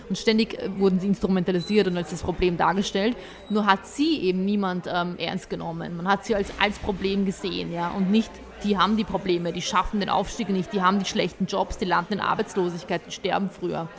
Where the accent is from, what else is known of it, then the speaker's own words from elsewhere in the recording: Vienna, Austria; also born or lived in Bosnia and Herzegovina; Ich bin ja auch, ich sehe mich ja auch als Wienerin. Wenn man fragt, wo bist du, woher kommst du, dann ist es für mich einfacher zu sagen Wienerin